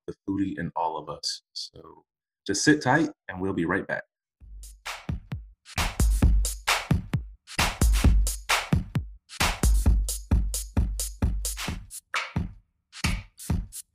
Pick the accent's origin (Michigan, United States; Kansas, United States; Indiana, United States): Michigan, United States; Detroit; moved away; I grew up in the States, right? So I'm, you know, originally from Detroit.